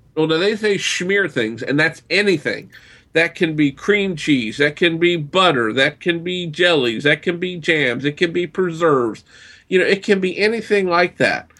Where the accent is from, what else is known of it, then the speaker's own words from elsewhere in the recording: the South, United States; I grew up in the South, and we have something we term yardbird